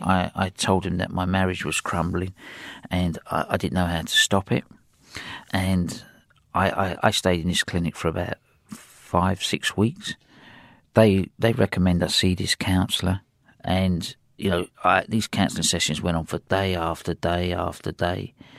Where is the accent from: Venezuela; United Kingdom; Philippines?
United Kingdom; England; accent: English; my English accent